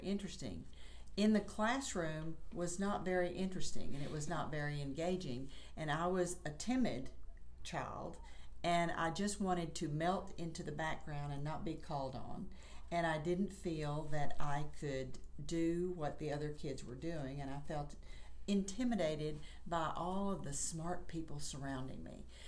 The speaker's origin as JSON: {"language": "English", "town": "Chattanooga", "region": "Tennessee", "country": "United States", "tie": "born or raised there", "said": "I was born and raised in Chattanooga, Tennessee"}